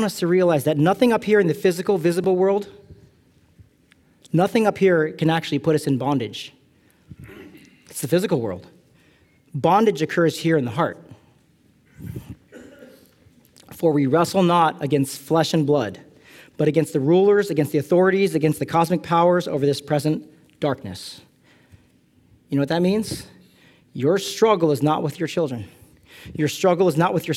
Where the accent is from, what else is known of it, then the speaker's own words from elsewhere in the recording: California, United States; I'm from California